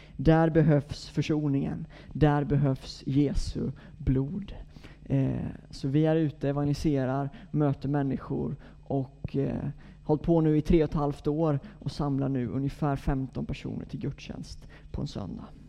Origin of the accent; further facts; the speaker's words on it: Gnosjö, Jönköping County, Sweden; now in Gothenburg, Sweden; Jag är Gnosjöbo från början, så att jag är bördig från bygden